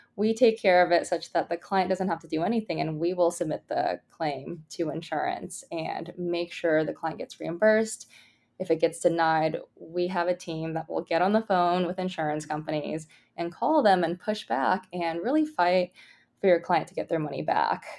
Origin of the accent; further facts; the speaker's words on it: Bay Area, California, United States; I grew up in the Bay Area